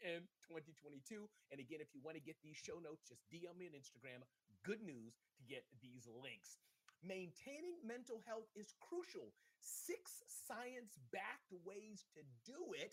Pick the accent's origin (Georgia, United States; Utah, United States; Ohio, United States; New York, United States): New York, United States; New York City; when I was growing up in Brooklyn, we just had pork fried rice and chicken wings a lot.